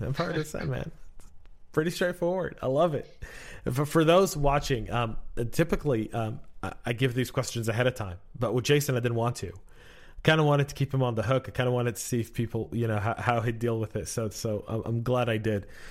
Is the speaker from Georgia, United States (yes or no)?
yes; Georgia, United States; we're both from Georgia